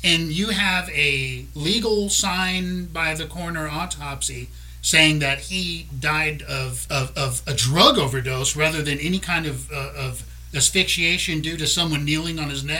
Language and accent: English; South Louisiana, United States; We're from South Louisiana. We're Cajuns. We say Chauvin.